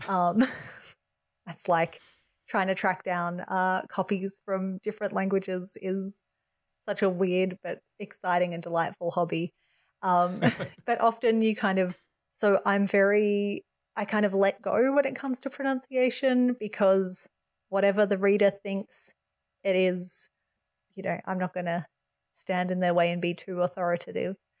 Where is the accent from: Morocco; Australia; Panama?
Australia; as an Australian